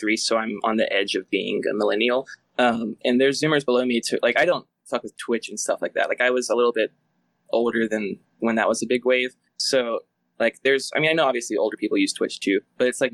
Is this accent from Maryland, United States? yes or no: no; Alabama, United States; I grew up in Alabama